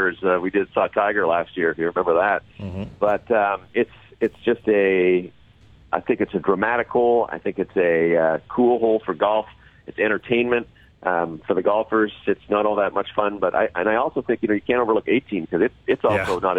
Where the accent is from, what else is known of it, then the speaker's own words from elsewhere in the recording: Canada; as a Canadian